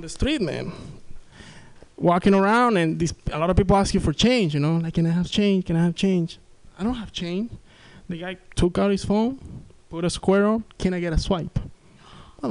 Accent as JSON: {"language": "English", "country": "Venezuela", "accent": "thick accent", "second_language": "English", "moved": "yes", "lives_now": "San Francisco Bay Area, United States", "said": "I'm from South America, that's why I have this thick accent"}